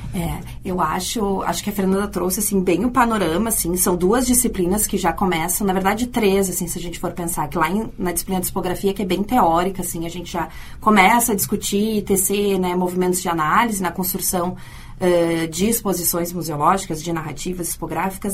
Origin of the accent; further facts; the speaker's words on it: Rio Grande do Sul, Brazil; now in Porto Alegre, Brazil; eu que venho do interior